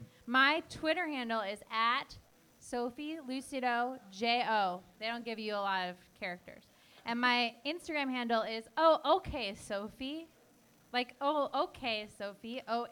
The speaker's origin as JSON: {"language": "English", "town": "Portland", "country": "United States", "said": "I love birds. I have a bunch of bird stuff. I'm from Portland."}